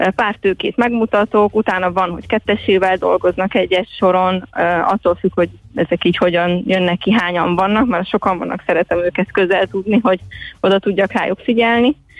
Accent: Little Hungarian Plain, Hungary; Kisalföldön nőttem fel

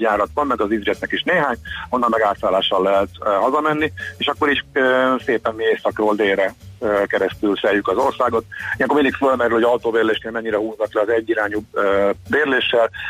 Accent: Hungary

